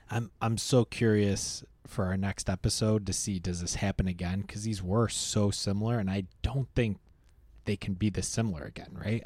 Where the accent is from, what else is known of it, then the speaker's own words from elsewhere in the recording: Rochester, New York, United States; I grew up in Rochester